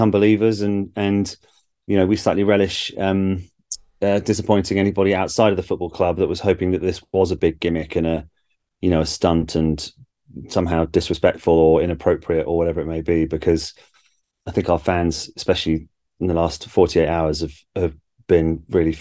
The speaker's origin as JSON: {"language": "English", "area": "Berkshire", "region": "South East England", "country": "United Kingdom", "tie": "born or raised there", "said": "I grew up as a Liverpool fan in Berkshire"}